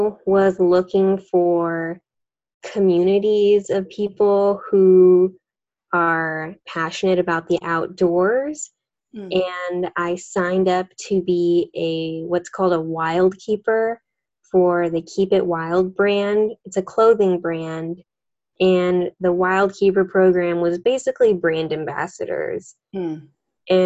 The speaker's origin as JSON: {"language": "English", "town": "Las Vegas", "region": "Nevada", "country": "United States", "tie": "born or raised there", "also_born_or_lived": "Henderson, Nevada", "said": "I'm born and raised in Las Vegas"}